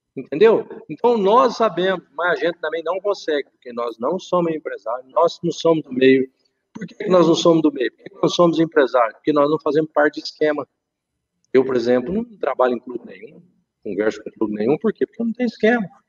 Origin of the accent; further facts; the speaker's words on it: Minas Gerais, Brazil; also born or lived in interior of São Paulo / Lisbon, Portugal; apesar de ser mineiro